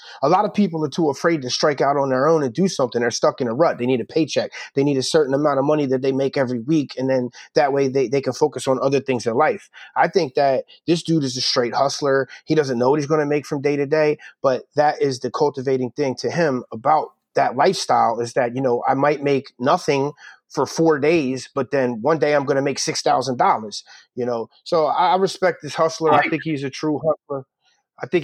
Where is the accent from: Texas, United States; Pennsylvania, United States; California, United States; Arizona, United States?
Pennsylvania, United States; Philadelphia; I'm from North Philly, man, where like dudes holler at girls on the street